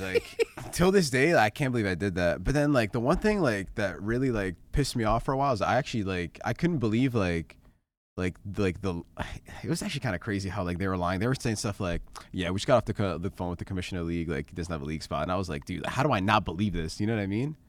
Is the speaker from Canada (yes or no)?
yes; Canada; moved away; growing up in Canada